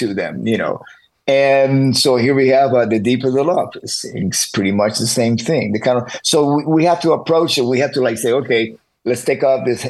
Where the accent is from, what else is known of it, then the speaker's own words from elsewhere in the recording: Miami, Florida, United States; I grew up in Miami